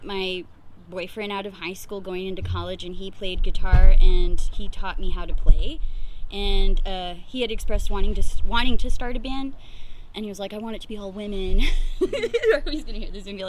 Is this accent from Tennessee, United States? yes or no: no; Fresno, California, United States; also born or lived in Clovis; I am a born and raised Fresnan. I grew up in the Butler Park area